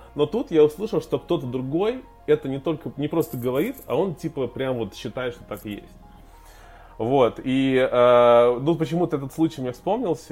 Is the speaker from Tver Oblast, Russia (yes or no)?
yes; Tver, Tver Oblast, Russia; moved away; я вырос, вырос в Твери